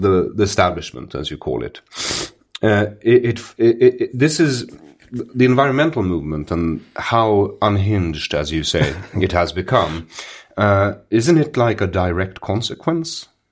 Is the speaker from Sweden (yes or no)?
yes; Sweden